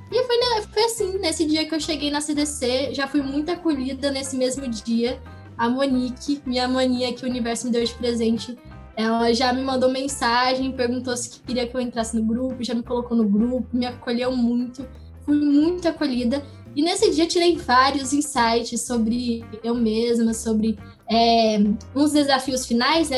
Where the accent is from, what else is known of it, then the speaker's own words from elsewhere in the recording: Goiânia, Goiás, Brazil; eu nasci em Goiânia, Goiás, é, em 2002